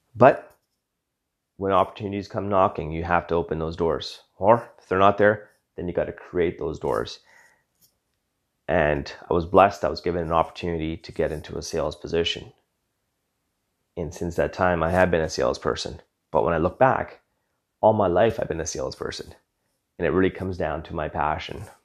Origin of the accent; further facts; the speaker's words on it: Western Canada, Canada; Born and raised in Western Canada